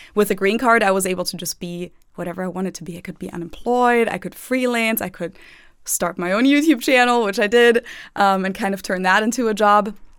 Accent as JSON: {"language": "English", "town": "Munich", "region": "Bavaria", "country": "Germany", "tie": "born or raised there", "second_language": "English", "moved": "as an adult", "lives_now": "Cincinnati, United States", "said": "I grew up in Munich"}